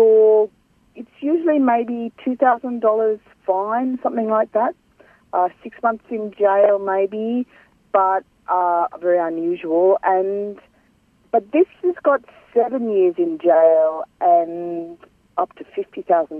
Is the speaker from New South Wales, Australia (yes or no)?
no; Cairns, Queensland, Australia; I'm from Gimoy, which is Cairns in North Queensland